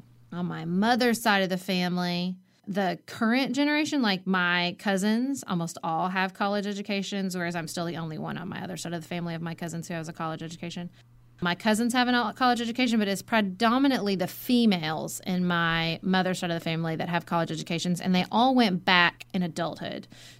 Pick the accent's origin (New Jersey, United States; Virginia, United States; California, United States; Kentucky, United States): Kentucky, United States; Western; I grew up in Western Kentucky, obviously.